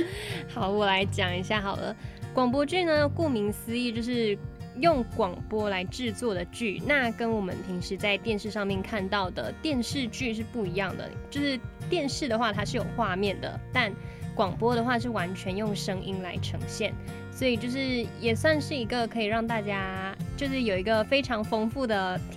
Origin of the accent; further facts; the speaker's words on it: Malaysia; moved away as an adult; now in Taiwan; 然后我也是马来西亚人。